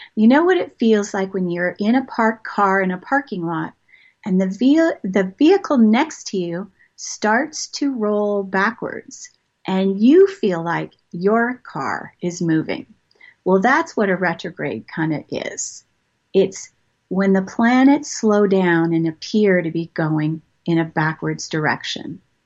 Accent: Toronto, Ontario, Canada; moved away as an adult; also born or lived in Montreal / Maryland / England / Marietta, Georgia; I've moved around a lot. I grew up in Toronto.

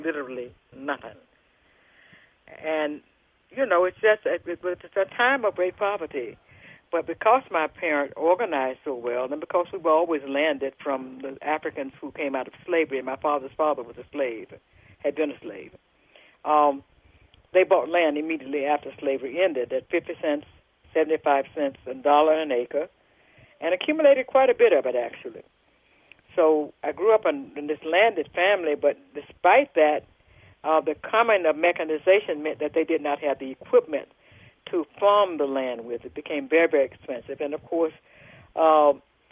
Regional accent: Jackson, Mississippi, United States; born or raised there

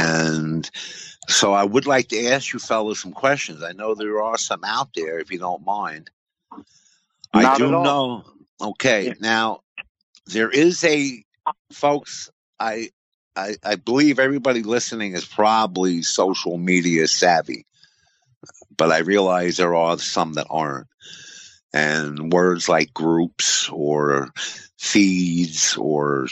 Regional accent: Coxsackie, New York, United States; in Coosawhi, New York, my hometown.

